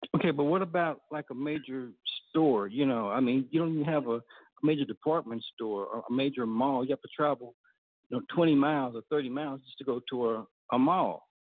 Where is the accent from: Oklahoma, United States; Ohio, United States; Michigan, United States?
Oklahoma, United States; Tulsa; now in Texas, United States; we grew up in Tulsa